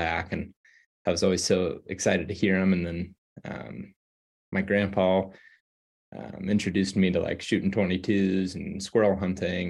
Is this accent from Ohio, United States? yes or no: yes; Western Ohio, United States; moved away as an adult; also born or lived in Iowa; now in Colorado, United States; I grew up in Ohio, Western Ohio, in the flatlands